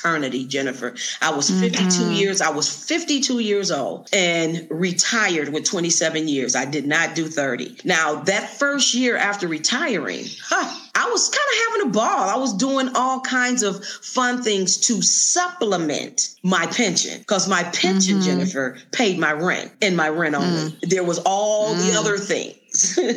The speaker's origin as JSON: {"language": "English", "town": "Detroit", "region": "Michigan", "country": "United States", "tie": "born or raised there", "also_born_or_lived": "Las Vegas, Nevada", "moved": "as an adult", "lives_now": "Lake Chapala, Mexico", "said": "I was born and raised in Detroit and became a teacher"}